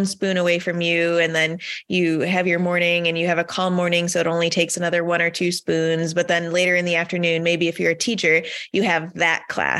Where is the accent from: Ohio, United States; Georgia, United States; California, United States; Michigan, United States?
Michigan, United States; I grew up in Michigan.